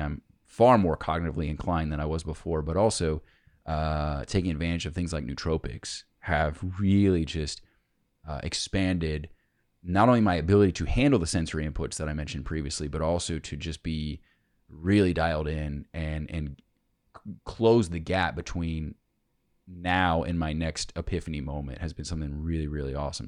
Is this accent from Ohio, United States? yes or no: yes; Cincinnati, Ohio, United States; I'm from Cincinnati